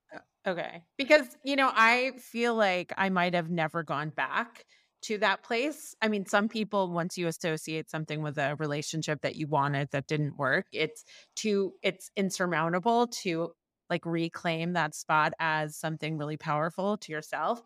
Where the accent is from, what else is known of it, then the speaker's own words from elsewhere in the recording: New York, United States; I grew up in Manhattan